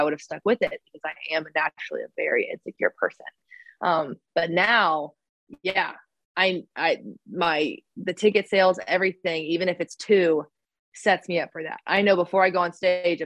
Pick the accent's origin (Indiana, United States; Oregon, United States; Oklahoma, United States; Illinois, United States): Oklahoma, United States; moved away; back home in Oklahoma when I was maybe eighth grade, maybe a freshman in high school